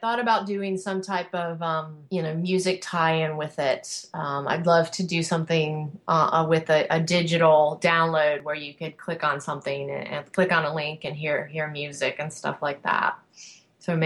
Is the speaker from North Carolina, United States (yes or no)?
yes; North Carolina, United States; Cheerwine, which is a soft drink that was invented in my hometown in North Carolina.